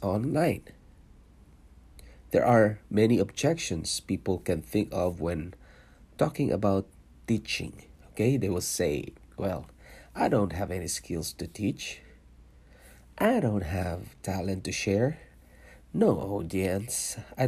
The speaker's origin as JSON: {"language": "English", "country": "Philippines", "tie": "born or raised there", "also_born_or_lived": "Singapore", "moved": "as an adult", "lives_now": "Canada", "said": "I was born in Philippines. I'm a Filipino and I worked in Singapore for 5 years, leaving my family behind in Philippines"}